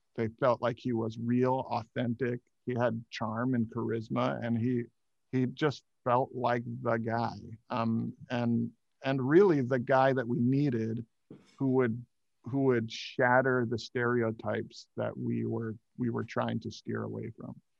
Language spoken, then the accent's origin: English; Hawaii, United States; I grew up in Hawaii